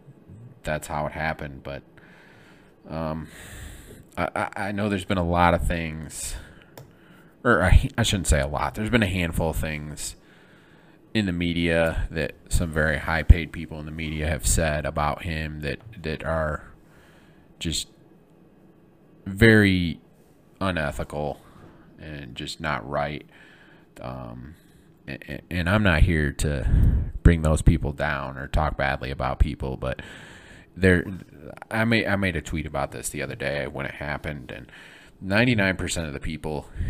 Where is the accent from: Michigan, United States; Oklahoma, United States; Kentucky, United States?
Michigan, United States; Flint; moved away; I'm from Michigan, from Flint, Michigan